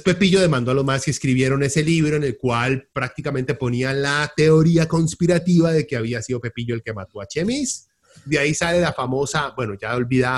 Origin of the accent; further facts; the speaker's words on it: Costa Rica; en este país claramente hay corrupción en Costa Rica